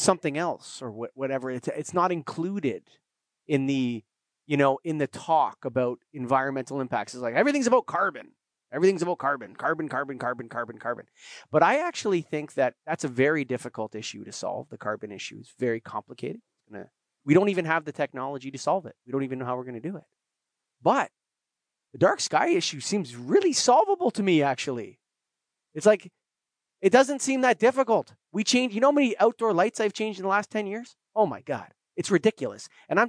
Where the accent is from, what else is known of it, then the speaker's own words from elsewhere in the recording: Canada; Being Canadian